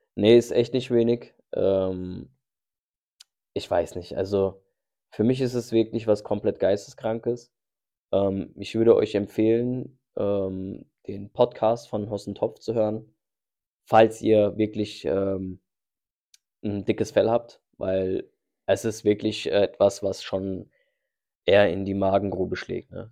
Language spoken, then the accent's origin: German; Germany; meine Heimat ist hier in Deutschland.